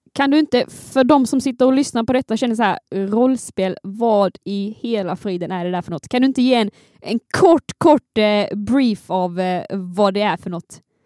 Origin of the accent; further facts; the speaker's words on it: Skåne, Sweden; jag är skåningen här